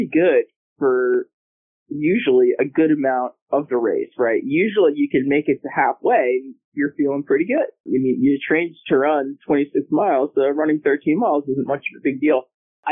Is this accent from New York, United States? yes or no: yes; New York, United States; now in Virginia, United States; I'm from New York originally, about an hour outside New York City